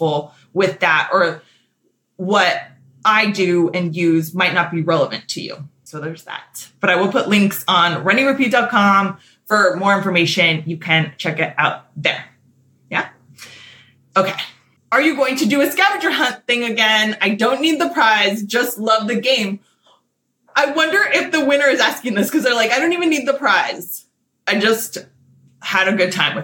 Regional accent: Southern California, United States; I am born and raised in SoCal

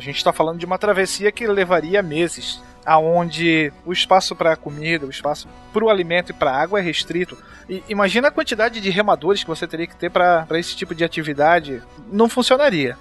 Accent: Santa Catarina, Brazil; eu sou de Santa Catarina

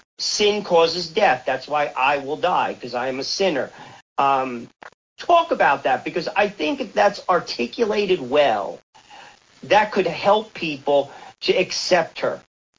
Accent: Bergen County, New Jersey, United States; I'm from Bergen County as well.

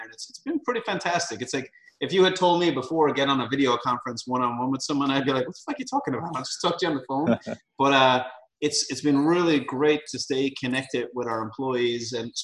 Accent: Ireland; moved away; I grew up in Ireland

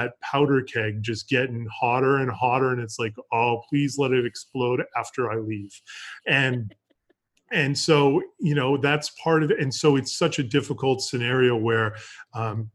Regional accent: Massachusetts, United States; moved away as an adult; also born or lived in Colorado / Florida; I grew up in Massachusetts

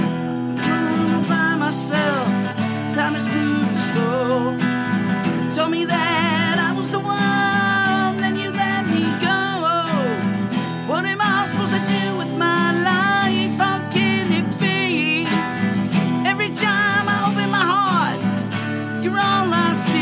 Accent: Detroit, Michigan, United States; I was born in Detroit. I wasn't born in the suburbs

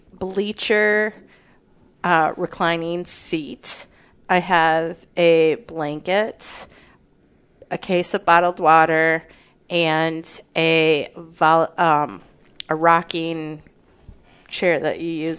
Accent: Flushing, Michigan, United States; Flushing, Michigan. So when I was growing up, it was a village.

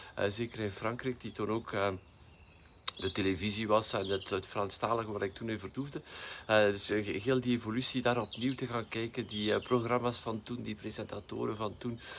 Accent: West Flanders, Belgium; bij ons in West-Vlaanderen

